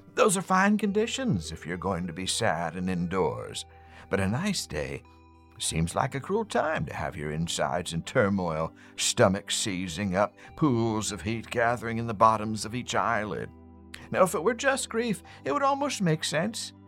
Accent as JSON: {"language": "English", "town": "West Chester", "region": "Pennsylvania", "country": "United States", "said": "I am from Westchester"}